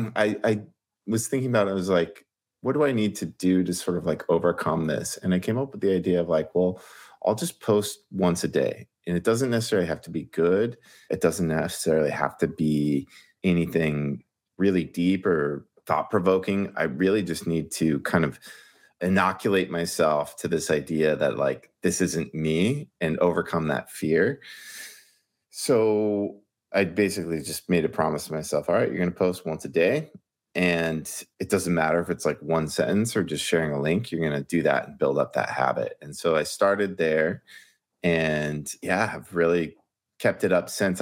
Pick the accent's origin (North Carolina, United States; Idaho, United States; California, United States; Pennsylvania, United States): California, United States; Ventura; moved away as an adult; now in New York, United States; I'm from Southern California, grew up in Ventura, which is just sort of between L A and Santa Barbara.